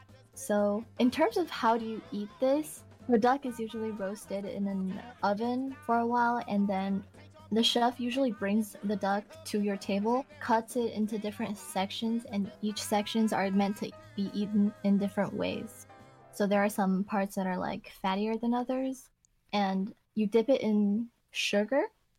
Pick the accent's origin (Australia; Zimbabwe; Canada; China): China; now in United States